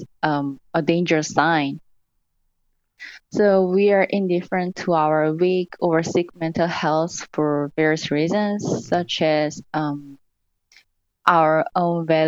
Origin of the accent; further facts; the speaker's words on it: South Korea; moved away as an adult; now in United States; I'm from South Korea